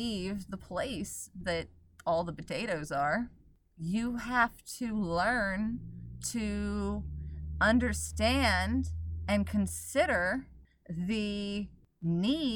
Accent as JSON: {"language": "English", "region": "Oklahoma", "country": "United States", "tie": "born or raised there", "said": "I grew up in Oklahoma"}